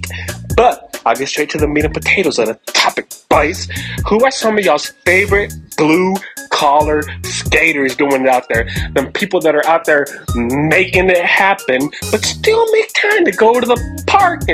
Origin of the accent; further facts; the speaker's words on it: San Antonio, Texas, United States; also born or lived in Midland, Texas; now in Houston, United States; I'm originally from San Antonio, Texas, but I currently live in Houston, Texas